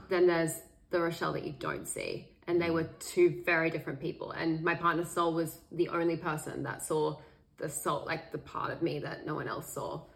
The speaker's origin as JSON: {"language": "English", "town": "Sydney", "region": "New South Wales", "country": "Australia", "tie": "born or raised there", "said": "I grew up in Sydney, Australia"}